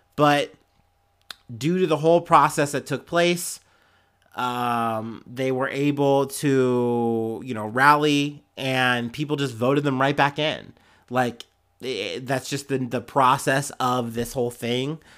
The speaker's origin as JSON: {"language": "English", "region": "Ohio", "country": "United States", "said": "I'm from Ohio and it shows."}